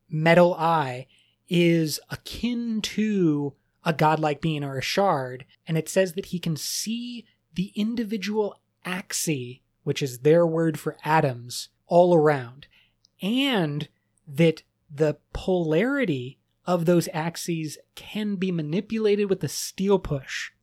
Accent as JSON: {"language": "English", "country": "United States", "said": "I'm very American"}